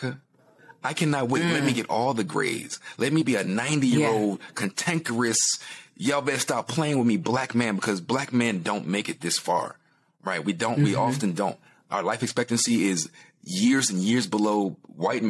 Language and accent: English; New Jersey, United States; growing up in South Jersey with regular working class white people